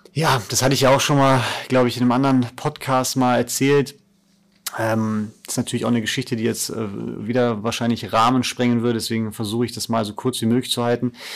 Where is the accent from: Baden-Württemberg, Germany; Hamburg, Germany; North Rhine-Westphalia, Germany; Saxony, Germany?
North Rhine-Westphalia, Germany; Cologne/Bonn area; moved away; meine Heimat. Also Köln war besonders, ähm, auch als, als Stadt, weil ich im Endeffekt 20 Minuten in Bonn war bei meiner Familie